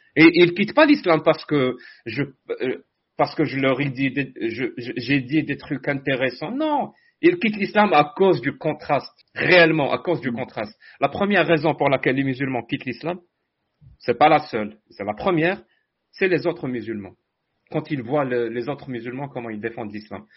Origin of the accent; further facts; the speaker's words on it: Algeria; moved away as an adult; now in Canada; je suis algérien